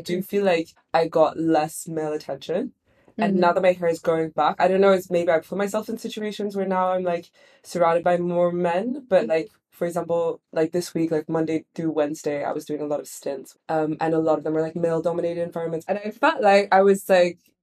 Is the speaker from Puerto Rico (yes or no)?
no; Switzerland; now in London, United Kingdom; I'm also from Switzerland